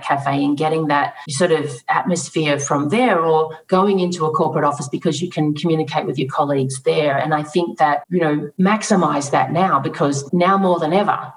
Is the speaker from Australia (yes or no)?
yes; Australia; moved away as an adult; now in Atlanta, United States; I'm Australian. I grew up with water surrounding the country.